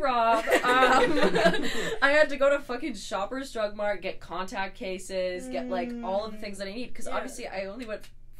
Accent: Jasper, Alberta, Canada; moved away; I'm from Jasper, I go back there in the summers

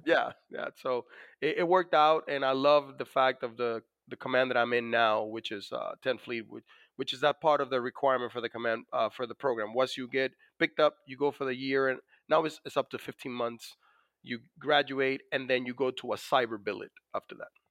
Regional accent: Dominican Republic; born or raised there; now in United States

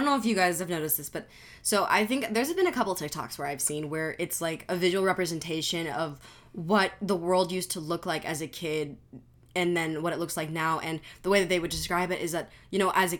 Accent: Italy; I'm from Italy.

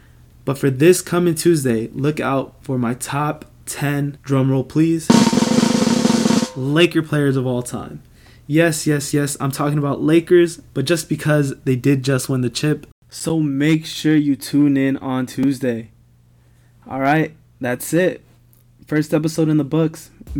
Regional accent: Los Angeles, California, United States; I was born and raised in Los Angeles

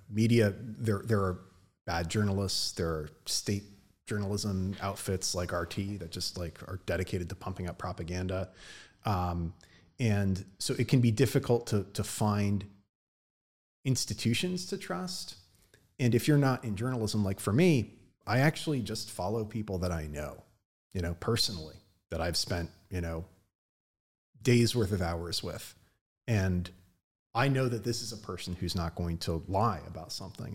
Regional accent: United States; I'm an American

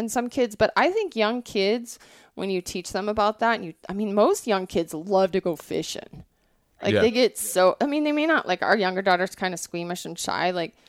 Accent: Montana, United States; also born or lived in Colorado / Wyoming; I grew up in a non-hunting family, but I grew up in Montana. I was really fortunate where I grew up. I grew up in Colorado, Wyoming, and Montana.

